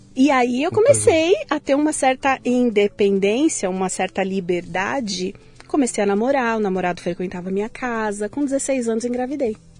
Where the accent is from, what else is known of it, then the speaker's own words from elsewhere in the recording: São Paulo, Brazil; now in São Caetano do Sul, Brazil; Eu nasci em São Paulo